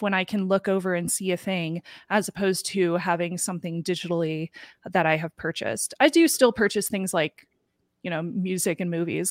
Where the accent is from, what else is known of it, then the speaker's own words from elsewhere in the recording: Midwest, United States; Growing up in the Midwest